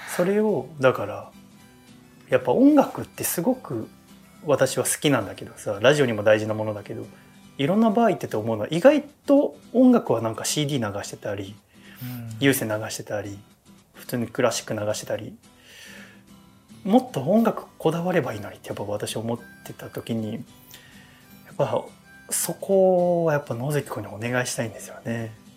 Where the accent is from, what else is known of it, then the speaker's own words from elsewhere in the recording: Yokohama, Kanagawa, Japan; 私は神奈川の横浜出身なんだけど